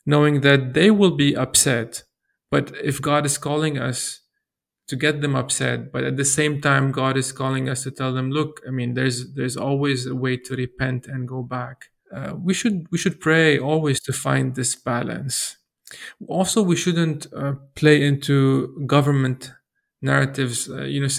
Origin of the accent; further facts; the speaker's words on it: Lebanon; as a Lebanese, growing up in Lebanon